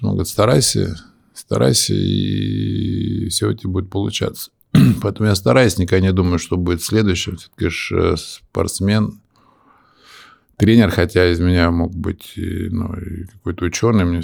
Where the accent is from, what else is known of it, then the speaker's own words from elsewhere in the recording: Moscow, Russia; moved away as an adult; also born or lived in United States; Это в Москве. Я москвич.